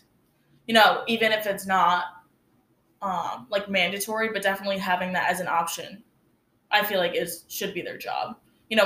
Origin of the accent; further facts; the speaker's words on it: Wolcott, New York, United States; now in Oswego, United States; I went to school in a small town called North Rose Wolcott, and I graduated with about 80 kids. So I didn't really grow up in a diverse area